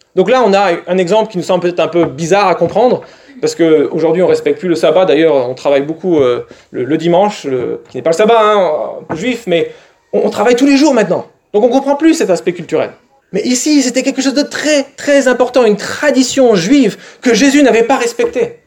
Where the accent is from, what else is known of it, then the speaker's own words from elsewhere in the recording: France; nous, en France